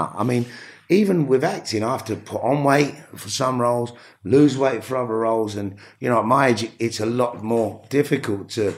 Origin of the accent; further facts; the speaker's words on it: London, United Kingdom; growing up in New Cross